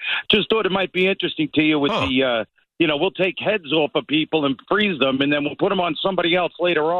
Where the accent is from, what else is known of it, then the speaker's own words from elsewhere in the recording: Long Island, New York, United States; Long Island, naturally.